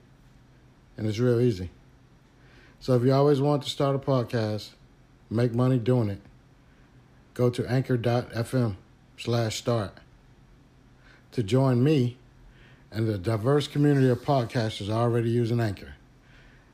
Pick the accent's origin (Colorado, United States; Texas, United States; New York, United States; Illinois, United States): Texas, United States; Houston; me growing up in Fifth Ward